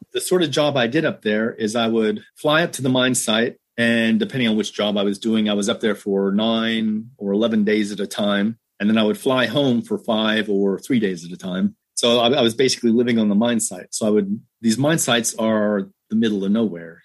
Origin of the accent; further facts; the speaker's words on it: Southern California, United States; moved away as an adult; also born or lived in Australia; now in Ohio, United States; I grew up in Southern California.